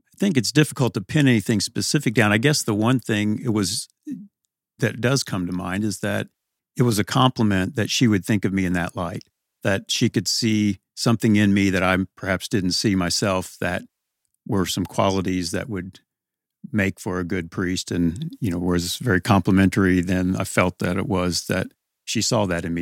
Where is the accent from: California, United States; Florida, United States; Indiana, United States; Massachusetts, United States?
Indiana, United States; Evansville; also born or lived in New Albany, Indiana; then we came back to Evansville. So, since that time, grew up on the west side, close to Resurrection Parish